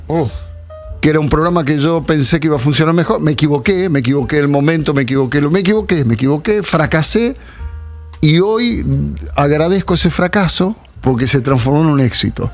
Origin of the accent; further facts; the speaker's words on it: Munro, Buenos Aires Province, Argentina; nací en Munro, me crié en Munro mi infancia más fuerte